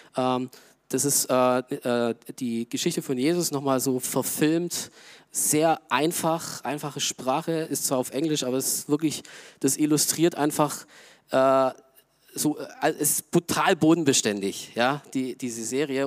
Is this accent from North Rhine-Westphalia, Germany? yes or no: no; Augsburg, Bavaria, Germany; moved away; Augsburg, wo ich herkomme